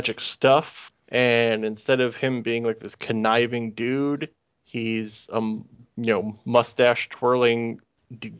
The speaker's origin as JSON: {"language": "English", "country": "United States", "said": "an American guy who has never lived in the UK"}